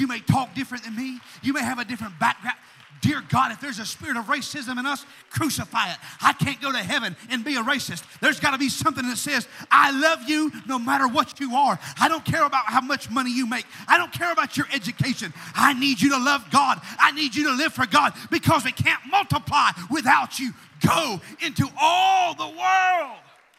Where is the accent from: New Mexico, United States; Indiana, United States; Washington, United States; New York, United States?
Washington, United States; now in Tennessee, United States; Where are you from? Well, we're from Washington State. Well, why in the name of the Lord are you here? Oh, we moved down here.